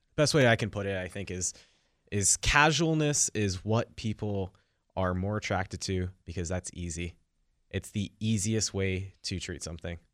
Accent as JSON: {"language": "English", "area": "Silicon Valley", "region": "California", "country": "United States", "tie": "born or raised there", "said": "I grew up in Silicon Valley"}